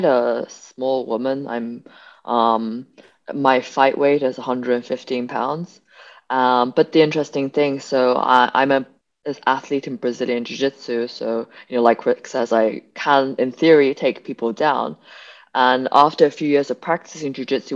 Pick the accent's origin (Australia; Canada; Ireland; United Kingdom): United Kingdom; England; moved away as an adult; also born or lived in Beijing, China / California, United States; now in New York, United States; So I grew up in England. I went to school in England